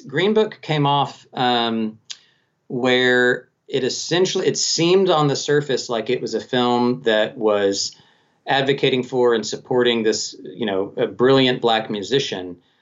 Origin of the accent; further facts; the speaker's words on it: Colorado Springs, Colorado, United States; Colorado Springs, uh, my hometown actually